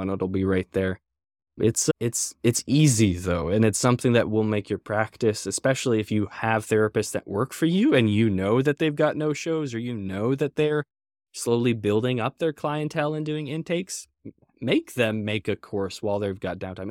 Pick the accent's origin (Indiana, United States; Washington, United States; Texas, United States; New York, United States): Washington, United States; Everett; I grew up in Everett, north of Seattle